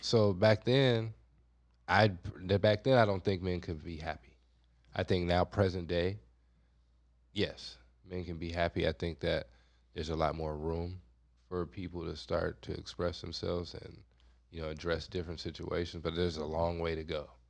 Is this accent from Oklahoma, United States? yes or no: no; Compton, California, United States; I grew up in Compton